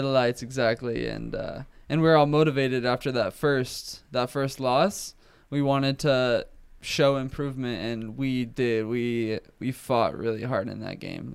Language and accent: English; Oceanside, California, United States; born and raised in Oceanside, California